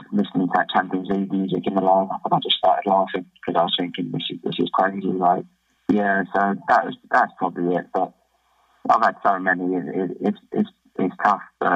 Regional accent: England, United Kingdom; moved away as an adult; now in Australia; as English, English players

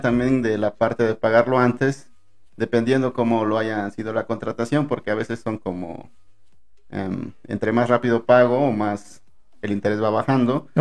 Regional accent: Acapulco, Guerrero, Mexico; moved away as an adult; now in Puebla, Mexico; a mí me gustaría regresar a mi tierra

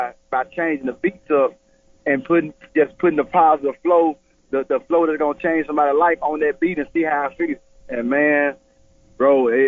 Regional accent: Blytheville, Arkansas, United States; Born and raised right here in Blytheville, Arkansas

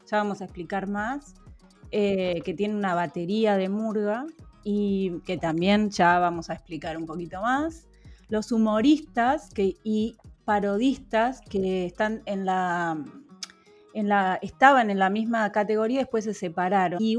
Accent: La Plata, Buenos Aires Province, Argentina; yo soy de La Plata, se ve de La Plata a Colonia y, pude ver la, la, costa de Colonia

